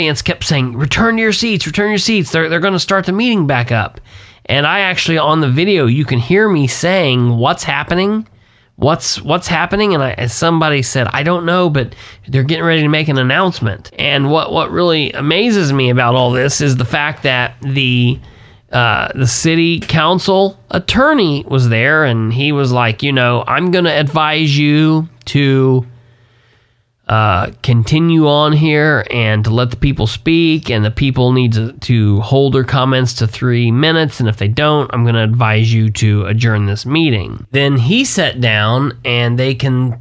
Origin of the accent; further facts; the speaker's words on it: Muncie, Indiana, United States; I grew up in Muncie